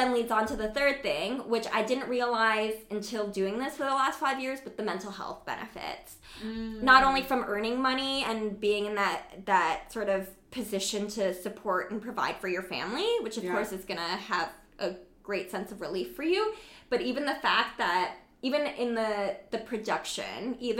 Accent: Canada; So born and raised in Canada

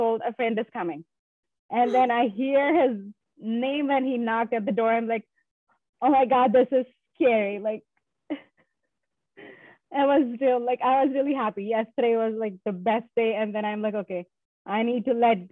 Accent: southern India, India; moved away as an adult; now in Boston, United States; Currently, I live in Boston, Massachusetts, but I'm originally from India, Southern India

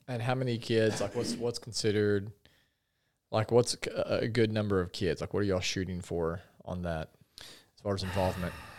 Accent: Paragould, Arkansas, United States; also born or lived in Conway; I grew up in Paragould

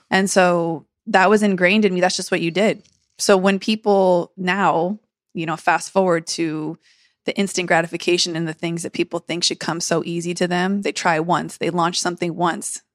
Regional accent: San Diego, California, United States; I grew up in San Diego, my whole family's here

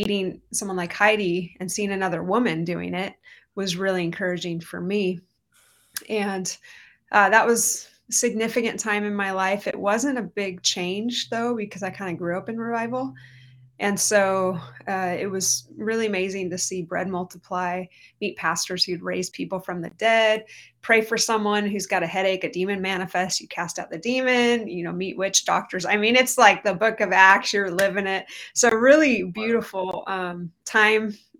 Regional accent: Orange County, California, United States; also born or lived in Redding, California; now in Anaheim, United States; I'm from Orange County. I grew up under John Wimber and the Vineyard Movement, basically grew up in revival

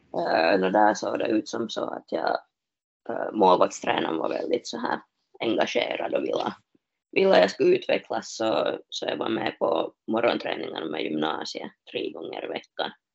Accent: Smedsby, Ostrobothnia, Finland; moved away as an adult; now in Kuopio, Finland; där jag är hemma i Smesby

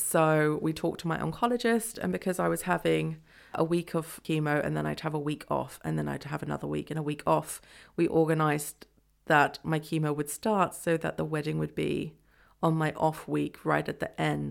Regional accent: England, United Kingdom; moved away as an adult; now in Freiburg, Germany; I'm from England

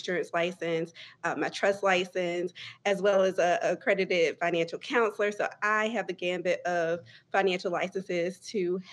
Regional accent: Greenville, North Carolina, United States; am originally from Greenville, North Carolina, or somewhere close to there, which is Pitt County, rural Eastern North Carolina

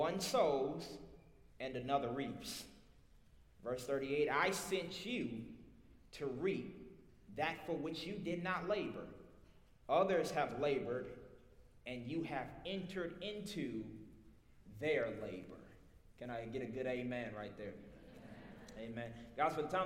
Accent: Little Rock, Arkansas, United States; accent: Southern; I'm from Little Rock, Arkansas, born and raised. I got a little South in my mouth

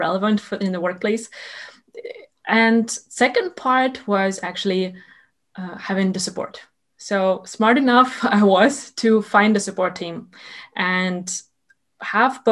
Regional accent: Ukraine; moved away as an adult; also born or lived in Sweden; I am originally from Ukraine, and I moved to Sweden to do my master's degree in project management there.

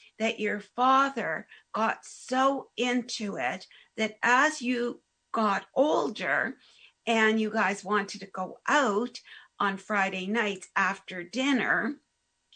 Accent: Hamilton, Ontario, Canada; growing up in Hamilton, there was the Orthodox community

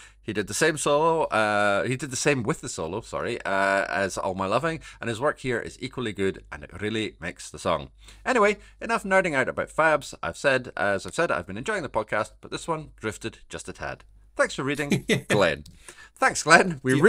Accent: Scotland, United Kingdom; I am not going to try and do an accent because he is from Australia and I am from Scotland and I cannot do accents.

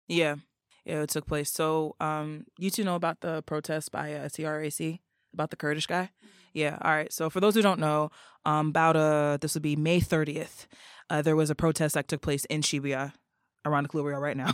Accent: New York City area, New Jersey, United States; moved away as an adult; now in Tokyo, Japan; I'm originally from the North Jersey, New York City area.

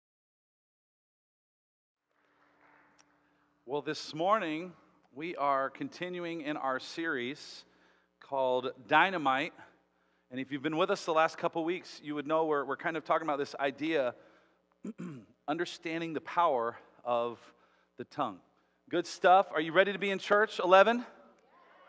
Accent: Las Vegas, Nevada, United States; I'm one of those crazy ones that was born and raised in Las Vegas.

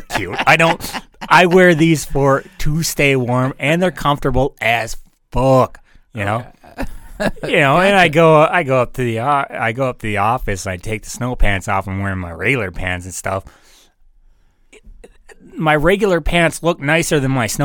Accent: North Dakota, United States; my home state sometimes. Like, I love it here

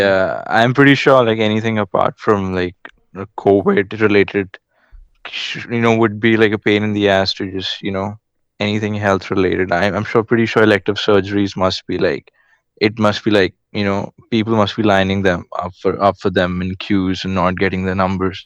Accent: India; I'm from India

